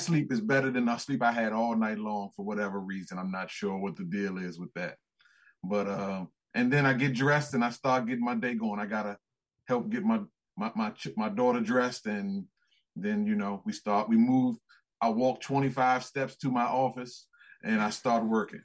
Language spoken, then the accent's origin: English; United States; accent: American